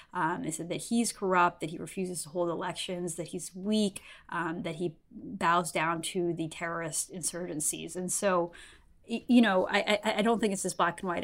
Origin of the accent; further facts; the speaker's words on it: Canada; I'm a Canadian journalist and political commentator